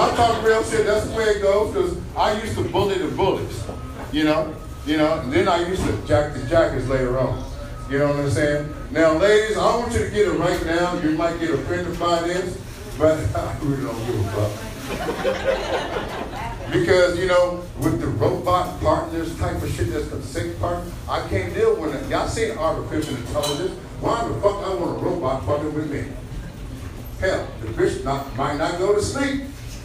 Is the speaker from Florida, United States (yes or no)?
no; Corpus Christi, Texas, United States; I'm born and raised right here in C Square